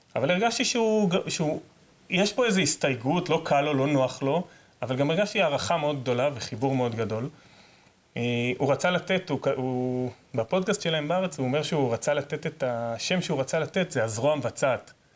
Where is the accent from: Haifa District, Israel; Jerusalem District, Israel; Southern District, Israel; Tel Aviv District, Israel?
Southern District, Israel; Negev; אני גדלתי בנגב, עד גיל עשר לא ידעתי שיש משטרה